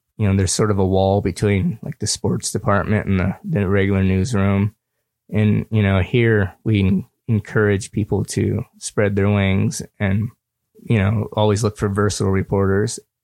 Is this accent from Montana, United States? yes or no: yes; Livingston, Montana, United States; also born or lived in Missoula, Montana / Argentina; in Livingston where I'm from